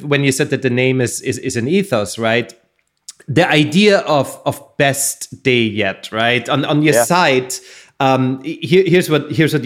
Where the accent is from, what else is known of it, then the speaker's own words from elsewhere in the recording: Austria; now in Southern California, United States; I come from Austria